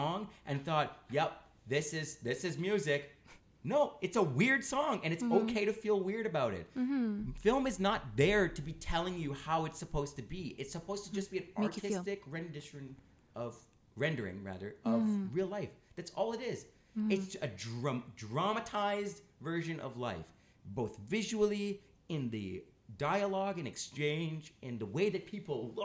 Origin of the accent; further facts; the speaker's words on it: Canada; we're Canadian